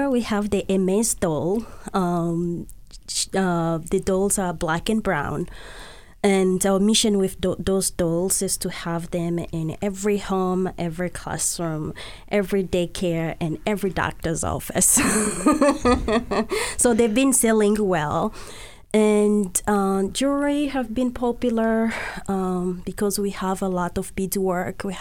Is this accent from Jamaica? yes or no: no; DR Congo; moved away; just growing up in the Congo myself.